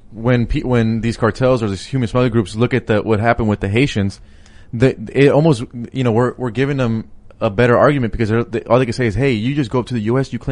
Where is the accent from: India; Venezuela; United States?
United States; Palmdale, California; Mark Garcia's district is where my hometown is. So I was like, wait, back in, you know, like Palm Palmdale, Valley